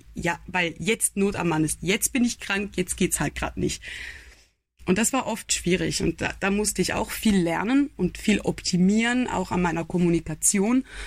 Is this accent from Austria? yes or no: no; Switzerland; ich bin eine Schweizerin, ich bin 28 Jahre alt